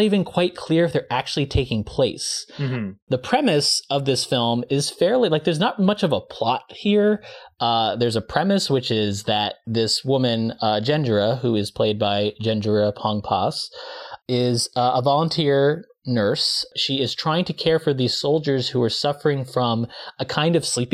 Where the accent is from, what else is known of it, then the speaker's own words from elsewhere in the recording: United States; as an American